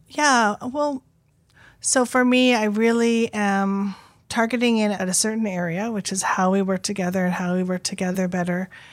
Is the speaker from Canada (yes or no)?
yes; Squamish, British Columbia, Canada; being born Squamish and then going to school and learning that I'm Indian